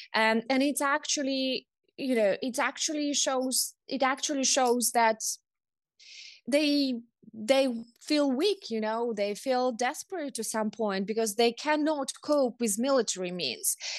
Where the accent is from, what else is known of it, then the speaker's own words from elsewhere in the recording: Kherson Oblast, Ukraine; I come from the Russian-speaking southern region of Kherson